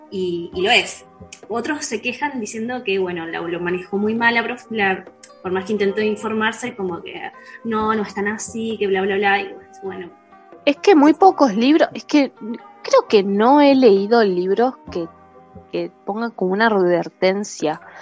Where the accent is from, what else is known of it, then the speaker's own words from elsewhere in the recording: Mexico; Hola a todos … soy de México y soy médico veterinario.